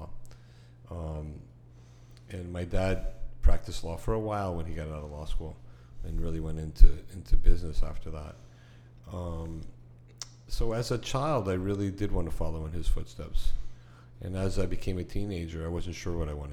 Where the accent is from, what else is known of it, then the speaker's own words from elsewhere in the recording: Miami Beach, Florida, United States; growing up in Miami Beach, when I was a kid